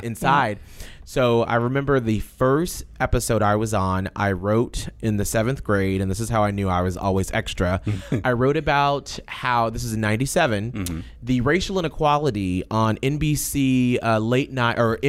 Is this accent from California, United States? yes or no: no; Denver, Colorado, United States; born or raised there; also born or lived in Atlanta, Georgia / Panama City; now in Tampa Bay, United States